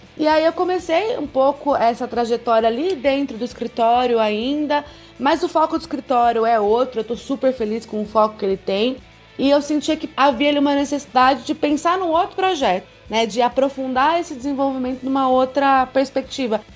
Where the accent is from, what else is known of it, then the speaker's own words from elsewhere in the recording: Campinas, São Paulo, Brazil; moved away as an adult; eu vim do interior de São Paulo, Campinas, uma cidade muito rica, de uma família de classe média alta, que pôde me prover escola particular a vida inteira